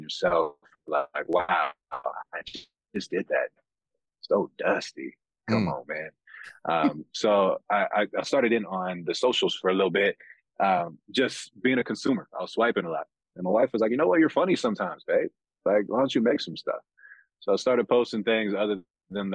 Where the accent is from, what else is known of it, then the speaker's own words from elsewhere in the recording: San Bernardino, California, United States; moved away as an adult; also born or lived in Fontana, California; now in Utah, United States; I was born and raised in California